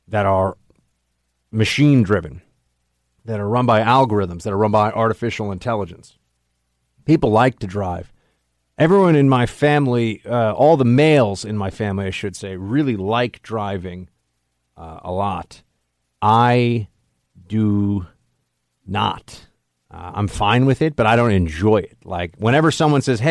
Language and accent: English; New York City, New York, United States; here in New York City growing up